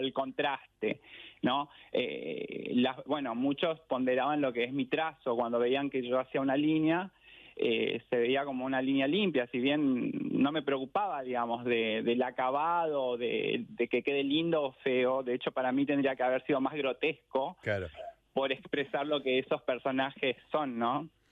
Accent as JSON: {"language": "Spanish", "town": "Asunción", "country": "Paraguay", "tie": "born or raised there", "also_born_or_lived": "Caballito, Buenos Aires, Argentina", "moved": "as an adult", "lives_now": "Buenos Aires, Argentina"}